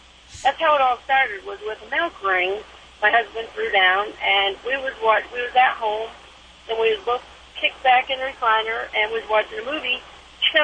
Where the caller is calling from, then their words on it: Laramie, Wyoming, United States; I'm calling from Laramie, Wyoming.